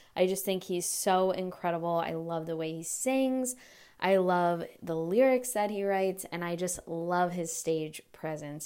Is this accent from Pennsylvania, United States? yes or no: no; Delaware, United States; I'm from Delaware